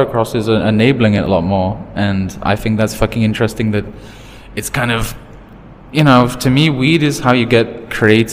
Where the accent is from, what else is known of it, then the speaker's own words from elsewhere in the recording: United Kingdom; now in Thailand; I'm British.